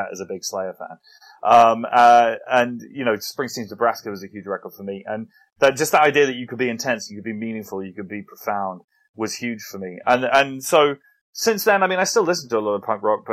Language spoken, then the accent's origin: English; England, United Kingdom; as an English person